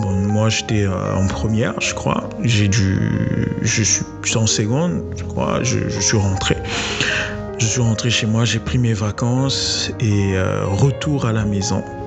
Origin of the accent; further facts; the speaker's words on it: Brazzaville, Republic of the Congo; Il a voulu nous retenir à l'internat, nous interdisant de rentrer chez nous, à Brazzaville, pour aller passer les fêtes avec nos proches